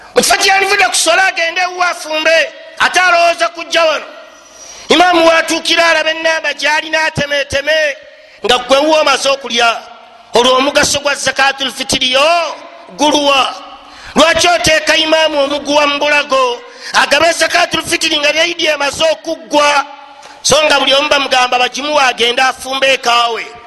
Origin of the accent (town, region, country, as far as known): Uganda